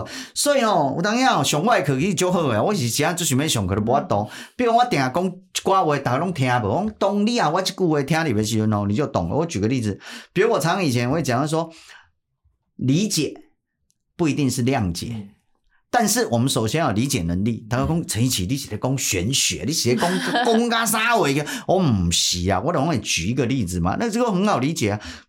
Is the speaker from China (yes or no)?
no; Taiwan; 啊，很可惜，我们台湾人好像也都没有思辨或怎么样